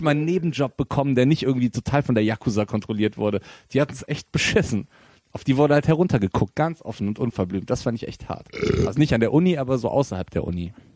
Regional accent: Bonn, North Rhine-Westphalia, Germany; also born or lived in Japan; now in Cologne, Germany; meine Familie kommt daher, aber ich bin in Bonn geboren tatsächlich.

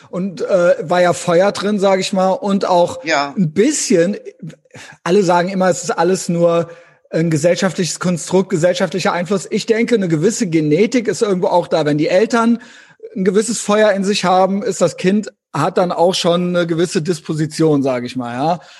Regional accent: Koblenz, Rhineland-Palatinate, Germany; weil ich komme ursprünglich aus Koblenz ja.

